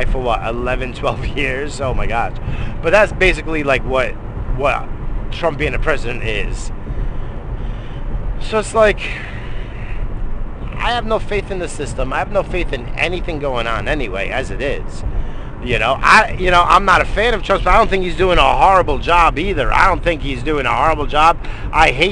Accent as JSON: {"language": "English", "country": "United States", "said": "As an American citizen"}